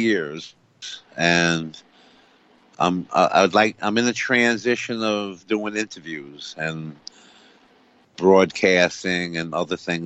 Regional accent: Coxsackie, New York, United States; I'm in Albany, Coxsackie, New York, Greene County. I'm very proud of my hometown

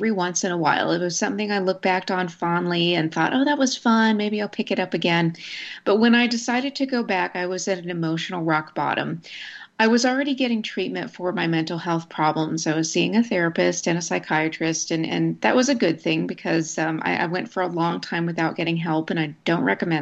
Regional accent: Snyder, Texas, United States; I grew up in Snyder, which is a town in rural West Texas.

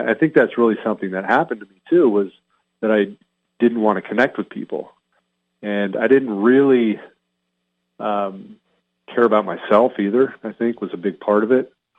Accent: Hacienda Heights, California, United States; also born or lived in Montebello / Pennsylvania; And I was born in Southern California, Montebello. We lived in Hacienda Heights. And then when I was like in fourth grade, we moved to Northern California.

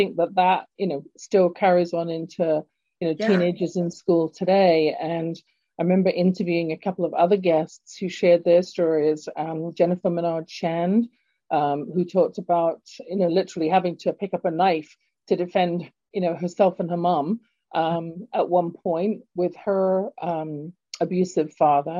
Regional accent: London, United Kingdom; now in Calgary, Canada; as you can tell from my accent, I was born in London, England originally. And Calgary has been my home now for 40-ish years

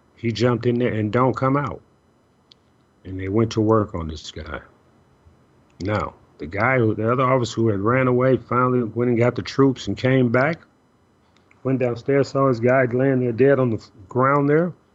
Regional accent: Chicago, Illinois, United States; moved away; I'm originally from Chicago

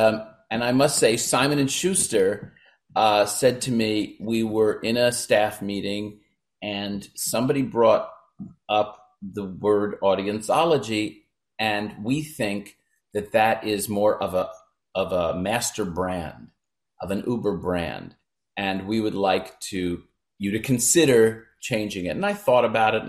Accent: Brooklyn, New York, United States; born there; Well, I was born in Brooklyn, New York, very close to where Barbara Streisand, Woody Allen, Neil Diamond, Neil Sedaka, Eddie Murphy grew up, in Bensonhurst.

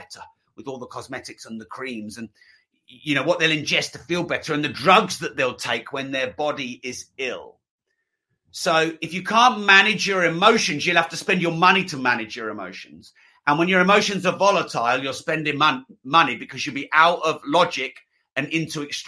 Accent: England, United Kingdom; I'm English

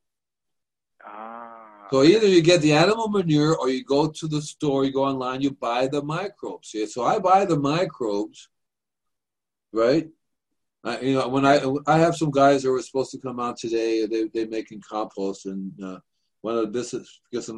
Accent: New York City, New York, United States; moved away; I'm from New York myself. I'm a Manhattan boy.

